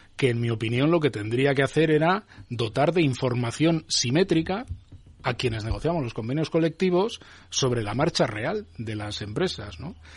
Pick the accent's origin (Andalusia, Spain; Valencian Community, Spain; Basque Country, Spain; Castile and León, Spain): Basque Country, Spain; Yo vengo de Euskadi